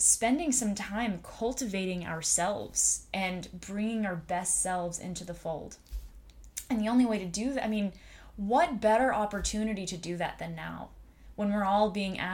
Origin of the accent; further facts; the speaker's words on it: United States; I was born here in America